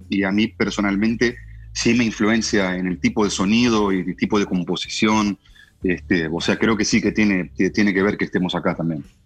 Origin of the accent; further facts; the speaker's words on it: Uruguay; now in Los Angeles, United States; somos todos como uruguayos